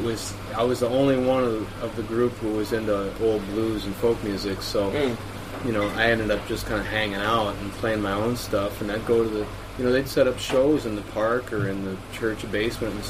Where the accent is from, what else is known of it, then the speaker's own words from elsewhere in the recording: Austin, Minnesota, United States; also born or lived in Duluth; I was raised in Austin, Minnesota